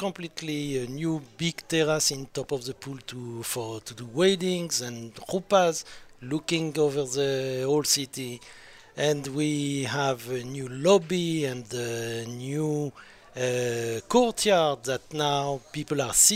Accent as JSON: {"language": "English", "country": "France", "accent": "French", "second_language": "English", "moved": "yes", "lives_now": "Jerusalem", "said": "my French accent"}